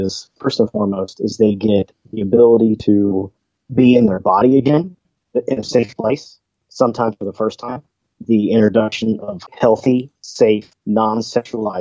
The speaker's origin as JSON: {"language": "English", "region": "Midwest", "country": "United States", "tie": "born or raised there", "said": "growing up in the Midwest"}